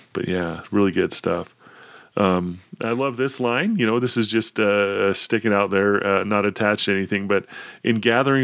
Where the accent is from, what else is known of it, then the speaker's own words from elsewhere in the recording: Idaho Falls, Idaho, United States; I grew up in Idaho Falls, Idaho